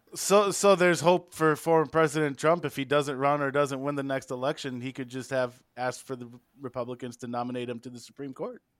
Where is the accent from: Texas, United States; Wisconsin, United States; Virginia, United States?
Wisconsin, United States; now in Iowa, United States; growing up in Wisconsin